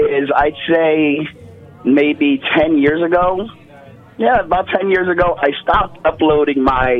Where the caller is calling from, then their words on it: West Palm Beach, Florida, United States; Calling from West Palm Beach, Florida.